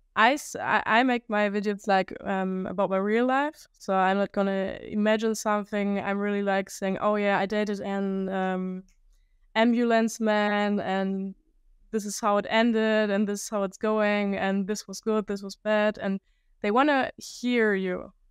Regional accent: Germany; English is a second language; I'm from Germany

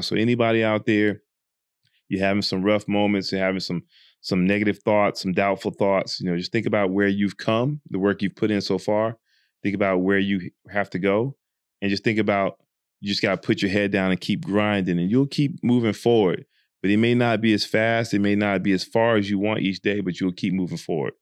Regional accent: Georgia, United States; now in Dubai, United Arab Emirates; even though I'm from Georgia

